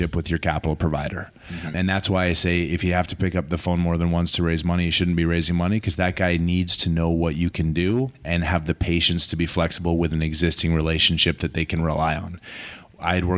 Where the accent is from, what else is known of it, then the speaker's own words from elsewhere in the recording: Calgary, Alberta, Canada; also born or lived in New York, United States; He left and went to Calgary, and I was three. I grew up in Calgary, went to school in Calgary